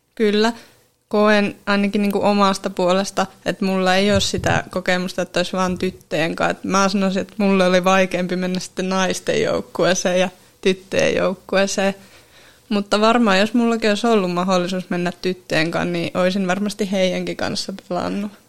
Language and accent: Finnish; Siikajoki, North Ostrobothnia, Finland; moved away as an adult; now in Oulu, Finland; mä oon kotoisin tuolta Siikajoelta